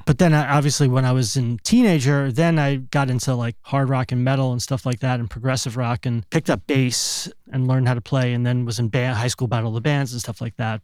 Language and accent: English; East Brunswick, New Jersey, United States; moved away as an adult; also born or lived in Brooklyn, New York; now in California, United States; Born in Brooklyn till I was th-, thirty-five, I lived in New Jersey, central New Jersey, a town called East Brunswick